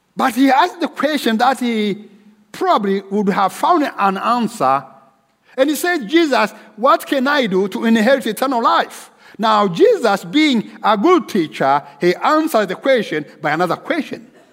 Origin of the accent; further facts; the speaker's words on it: Rwanda; moved away as an adult; also born or lived in Nairobi, Kenya / Dallas, United States; my home country of Rwanda